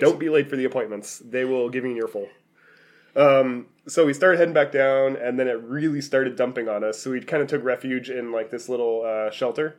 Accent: Oregon, United States; we're from Oregon.

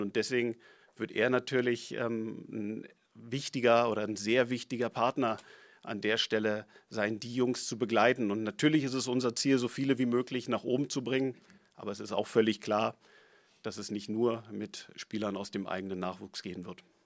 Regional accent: Berlin, Germany; ich bin Berliner, ich bin Herr Hertaner durch und durch

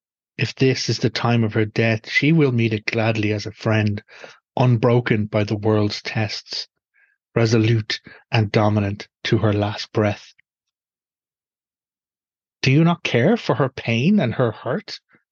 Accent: Ireland; the experiential life of me as an Irish pagan

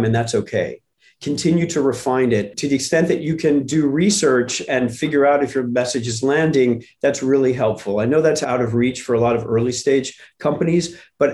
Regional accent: St. Louis, Missouri, United States; I grew up in St. Louis where the Gateway Arch is on the riverfront

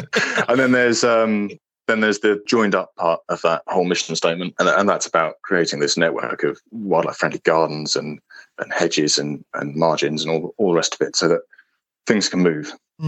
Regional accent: East of England, United Kingdom; I grew up around the Valley Fens, which are peat-based fenland habitats.

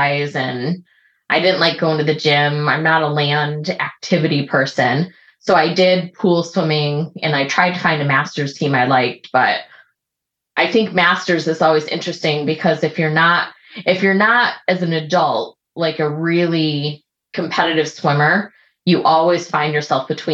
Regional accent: Michigan, United States; now in Seattle, United States; I grew up in Michigan and grew up, you know, in the lakes there

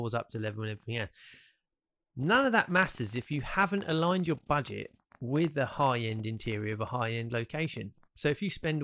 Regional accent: United Kingdom; we are British

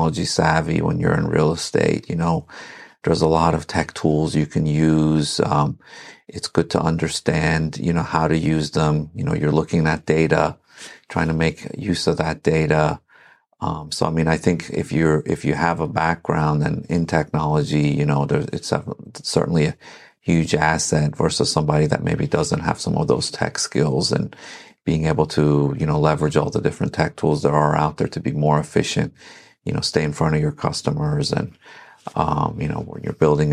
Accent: Herndon, Virginia, United States; also born or lived in Iran / Reston, Virginia; now in Sterling, United States; So I grew up in Herndon, lived in Reston for 15 years after

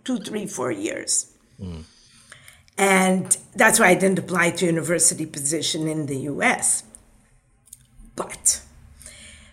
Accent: Israel; first language Hebrew; English is a second language; moved away as an adult; also born or lived in Boston, United States; now in United States; Growing up in Israel and living in Israel, the family, of course, is very important

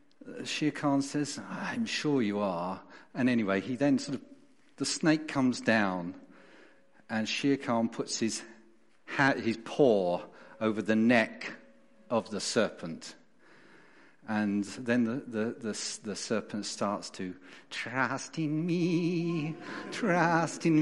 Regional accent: London, United Kingdom; moved away as an adult; also born or lived in Tunbridge, Kent; now in Derbyshire, United Kingdom; as you can hear from my accent, and those of you know me, I wasn't born and brought up in Derbyshire. I was born in South London

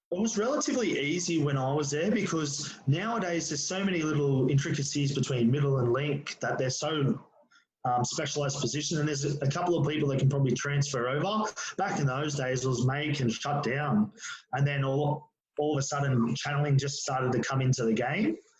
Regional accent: Penrith, New South Wales, Australia; born and bred Penrith, still live here now

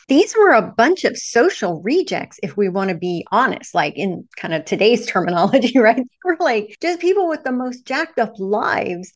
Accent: Texas, United States; I grew up Southern Baptist in the Bible Belt of Texas when I was very, very young.

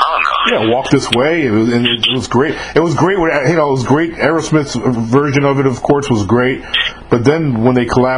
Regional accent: New York, United States; moved away as an adult; I was born and raised in New York myself

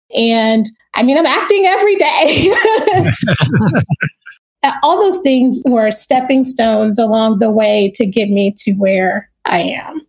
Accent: Kinston, North Carolina, United States; moved away; also born or lived in New York / Los Angeles; I am originally from Kinston, North Carolina

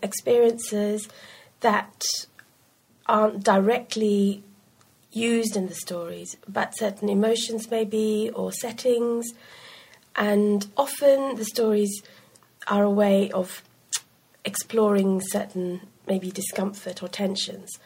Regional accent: Sri Lanka; moved away; also born or lived in United Kingdom; a hybrid person who'd grown up in Sri Lanka, but very much a part of growing up in Britain as well

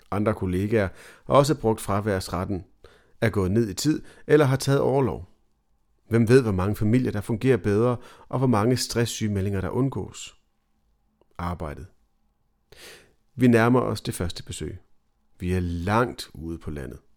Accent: Copenhagen, Capital Region of Denmark, Denmark; jeg er tilflytter fra København, har en norsk kone og har små børn derhjemme.

